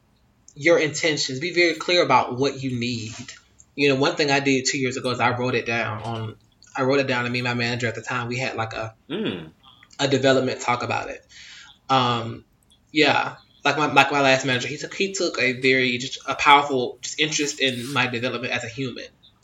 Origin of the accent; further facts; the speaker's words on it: United States; I am American